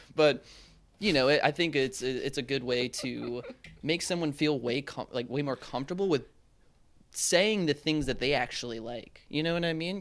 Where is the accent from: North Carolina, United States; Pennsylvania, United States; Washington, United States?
North Carolina, United States; Charlotte; moved away; from Charlotte, North Carolina